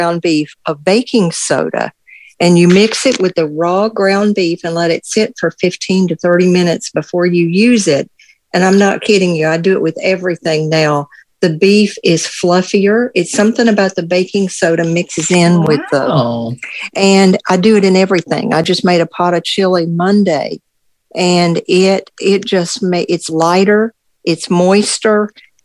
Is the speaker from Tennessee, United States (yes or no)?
yes; Tennessee, United States; when I was growing up in Tennessee